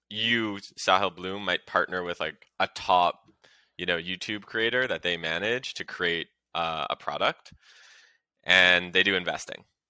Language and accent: English; Canada; now in United States; As a Canadian myself, and move, who moved to the U S